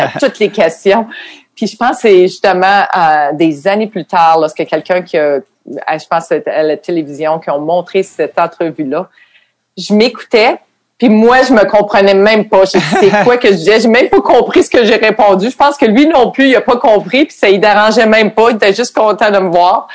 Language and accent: French; Quebec City, Quebec, Canada; moved away as an adult; now in United States; je venais de Québec